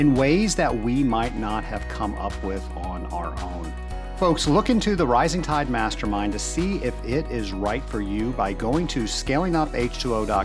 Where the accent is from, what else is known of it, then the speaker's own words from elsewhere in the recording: Georgia, United States; Savannah, Georgia. It is one of my favorite places in my home state.